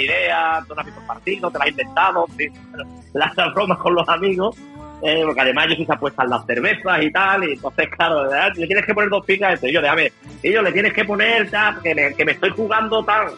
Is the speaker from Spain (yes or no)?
yes; Málaga, Andalusia, Spain; Yo soy de aquí de Málaga, soy malagueño